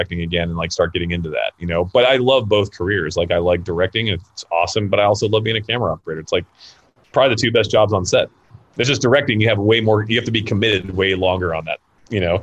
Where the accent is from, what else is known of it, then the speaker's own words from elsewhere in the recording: Florida, United States; also born or lived in California; now in Los Angeles, United States; I'm from Florida. Like, well, I grew up in Florida. I'm born in California.